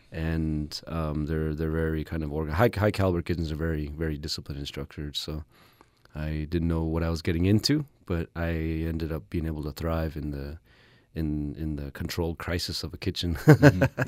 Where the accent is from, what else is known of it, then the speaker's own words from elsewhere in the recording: White Mountain Apache Tribe, Arizona, United States; also born or lived in Window Rock, Arizona; I was born and raised on the White Mountain Apache tribe